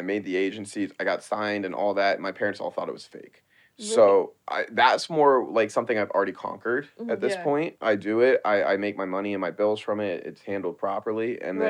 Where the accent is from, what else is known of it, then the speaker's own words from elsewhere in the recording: Baltimore, Maryland, United States; moved away as an adult; also born or lived in New York; now in Los Angeles, United States; I'm from Baltimore.